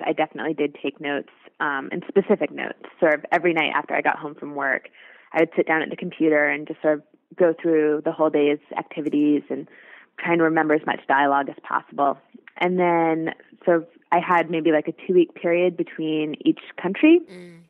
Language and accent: English; New York City, New York, United States; I'm from New York City, so um, the first restaurant I, where I work, WD50, is here